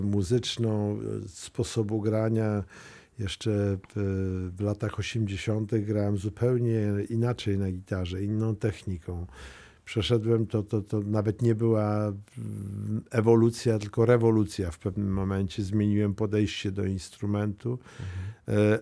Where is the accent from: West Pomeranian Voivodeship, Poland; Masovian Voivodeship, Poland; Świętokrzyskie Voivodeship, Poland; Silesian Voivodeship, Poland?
Masovian Voivodeship, Poland; Mława; ja pochodzę z Muawy to jest mhm. małe miasto takie, e, już krańce Mazowsza.